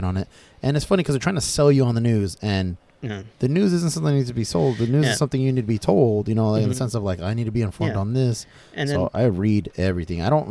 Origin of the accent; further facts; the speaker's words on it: United States; we, as Americans, you know, we're all American, right?